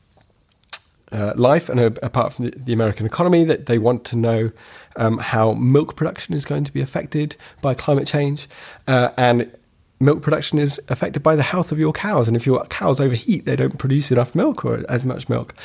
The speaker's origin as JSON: {"language": "English", "area": "West Dorset", "region": "South West England", "country": "United Kingdom", "tie": "born or raised there", "said": "I grew up in rural West Dorset."}